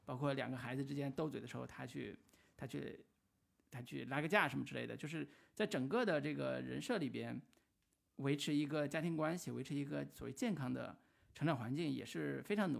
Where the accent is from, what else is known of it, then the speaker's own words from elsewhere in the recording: Taiwan; 我不知道是不是因为我们台湾人民真的是活得特别轻松潇洒